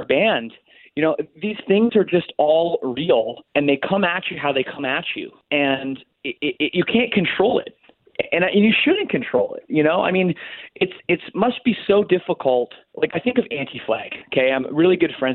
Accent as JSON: {"language": "English", "country": "Canada", "said": "I'm Canadian"}